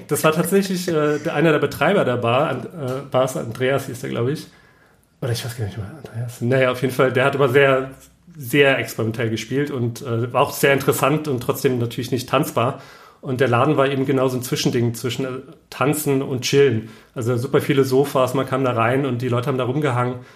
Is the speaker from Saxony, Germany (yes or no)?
no; Saarland, Germany; moved away as an adult; also born or lived in Allgäu / Stuttgart; now in Berlin, Germany; Ich komme aus dem Saarland und äh, habe dort 18 Jahre gelebt